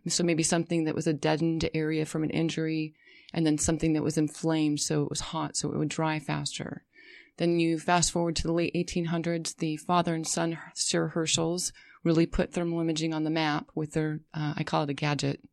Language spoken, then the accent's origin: English; Las Vegas, Nevada, United States; also born or lived in Colorado / San Diego; now in California, United States; I, uh, spent several years growing up in Las Vegas